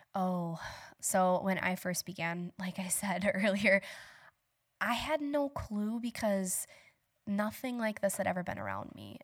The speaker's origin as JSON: {"language": "English", "town": "Bangor", "region": "Wisconsin", "country": "United States", "tie": "born or raised there", "also_born_or_lived": "West Salem, Wisconsin", "said": "So I grew up in Bangor. I live in West Salem."}